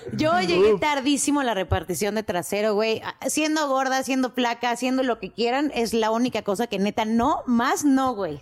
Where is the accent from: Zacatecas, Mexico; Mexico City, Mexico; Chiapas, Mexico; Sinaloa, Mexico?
Mexico City, Mexico; yo sí nací en la Ciudad de México